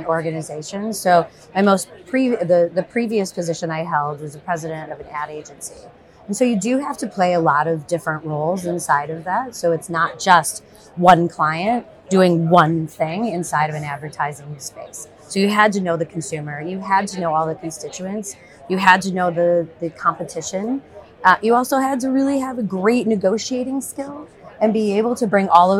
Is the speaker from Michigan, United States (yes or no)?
yes; Detroit, Michigan, United States; I was born and raised in Detroit